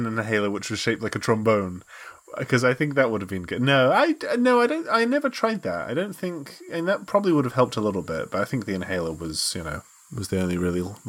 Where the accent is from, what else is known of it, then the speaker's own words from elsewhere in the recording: United Kingdom; I'm British, and that's what we do.